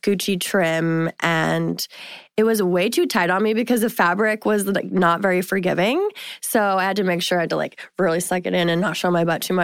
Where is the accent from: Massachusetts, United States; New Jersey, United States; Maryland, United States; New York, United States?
Massachusetts, United States; So I'm actually originally from Massachusetts